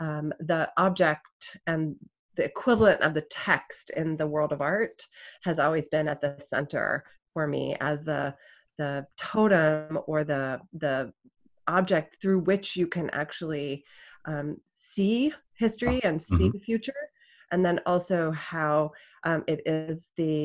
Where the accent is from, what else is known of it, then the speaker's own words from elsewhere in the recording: Southern California, United States; also born or lived in Connecticut; my childhood museum growing up in Southern California